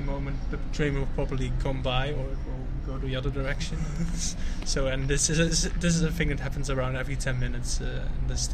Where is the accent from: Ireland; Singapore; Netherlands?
Netherlands; I'm from the Netherlands.